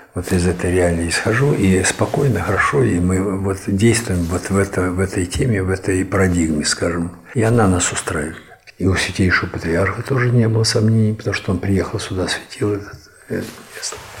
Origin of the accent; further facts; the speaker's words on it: Moscow, Russia; moved away as an adult; also born or lived in Ivanovo; now in Gorodets, Russia; Я москвич, здесь я нахожусь вот 12 лет